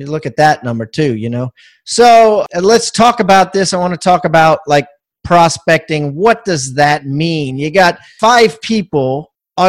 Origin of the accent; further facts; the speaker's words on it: Charleston, South Carolina, United States; Charleston, South Carolina, my hometown